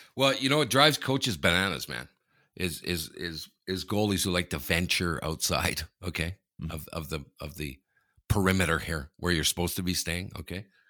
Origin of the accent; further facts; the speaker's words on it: Canada; I'm Canadian